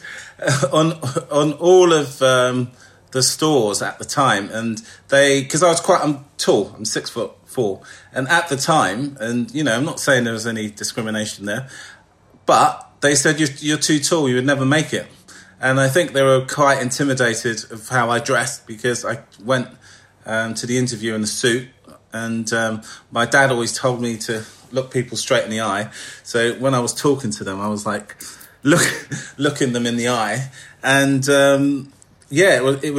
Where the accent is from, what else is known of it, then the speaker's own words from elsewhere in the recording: London, United Kingdom; I was brought up in East London, Hackney